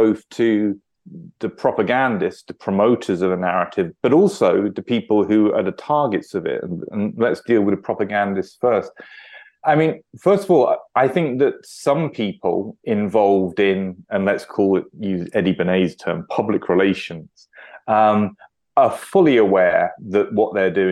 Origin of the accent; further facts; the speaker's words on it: United Kingdom; as a British citizen